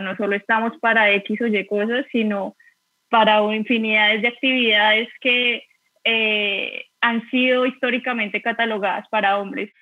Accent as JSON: {"language": "Spanish", "region": "Bogotá", "country": "Colombia", "moved": "as an adult", "lives_now": "Seville, Spain", "said": "soy de Bogotá, actualmente vivo en Sevilla"}